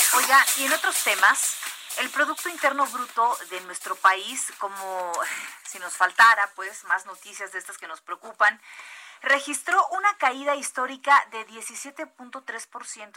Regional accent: La Paz, Baja California Sur, Mexico; now in Mexico City, Mexico; yo soy de La Paz, Baja California Sur, que es desierto

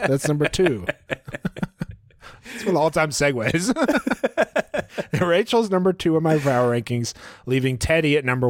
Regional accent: Maryland, United States; Remember, I'm from Maryland, and shrimp is a big deal here.

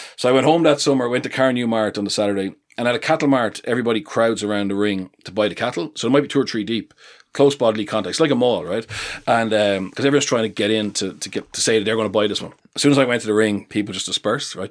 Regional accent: Leinster, Ireland; I'm from Leinster

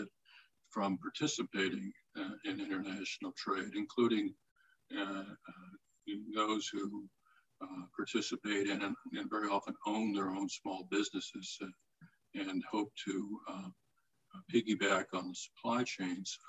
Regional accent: Florida, United States; my home state of Florida

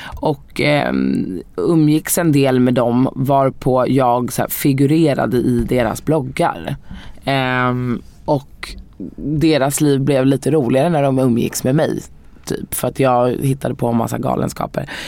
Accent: Sweden; jag är ju helt svensk. Jag är född här.

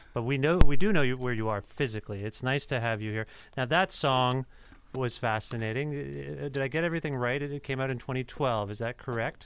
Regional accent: Cambridge, Ontario, Canada; moved away as an adult; now in Guelph, Canada; I'm from uh, just outside of Guelph, Cambridge.

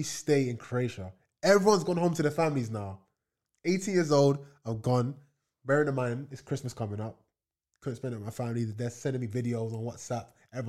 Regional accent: Leiden, South Holland, Netherlands; born there; So I was born in Leiden in Holland, so.

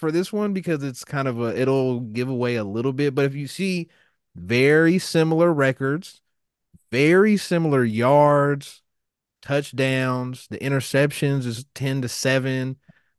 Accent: Kansas City, Kansas, United States; I'm from Kansas. What do you want me to do? I'm from Kansas City.

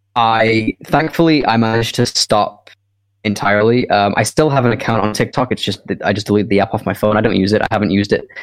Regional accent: Scotland, United Kingdom; moved away; I I am from Scotland originally

